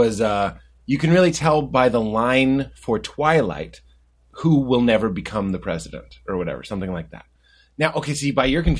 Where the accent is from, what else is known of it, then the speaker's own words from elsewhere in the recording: Lexington, Massachusetts, United States; now in Los Angeles, United States; I grew up in Lexington, Massachusetts.